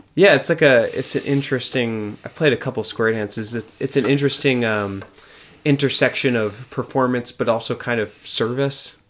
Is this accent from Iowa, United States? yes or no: no; Oregon, United States; moved away; I, I grew up in in Oregon in a in a suburb